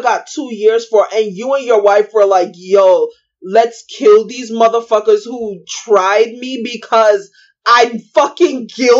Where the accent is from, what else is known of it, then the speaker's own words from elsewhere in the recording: South Carolina, United States; now in Raleigh, United States; I'm from South Carolina, but I'm currently on death row in Raleigh, North Carolina.